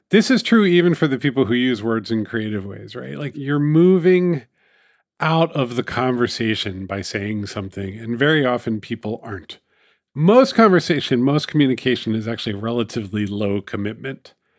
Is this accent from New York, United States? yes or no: yes; New York, United States; It's my hometown newspaper